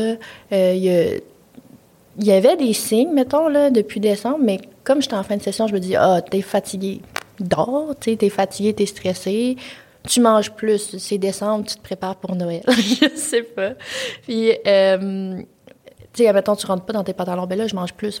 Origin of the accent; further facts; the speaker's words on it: Quebec City, Quebec, Canada; moved away as an adult; moi, je viens de Québec, fait que je vis pas chez mes parents, mes parents sont loin